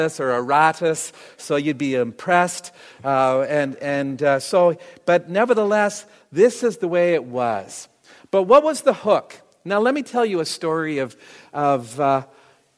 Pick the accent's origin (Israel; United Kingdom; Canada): Canada; I'm a Canadian, and I wanted to be a hockey player